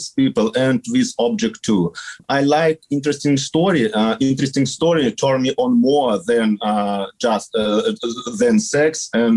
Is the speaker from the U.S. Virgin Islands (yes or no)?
no; Astana, Kazakhstan; English is a second language; I live in Kazakhstan. I'm from Astana. This is capital of our country.